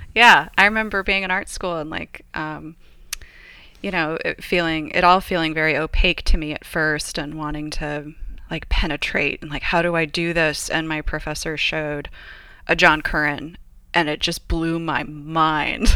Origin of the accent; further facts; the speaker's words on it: Paramount, California, United States; also born or lived in Los Angeles, California / England / Australia; now in San Luis Obispo, United States; I grew up next door in Paramount to my grandmother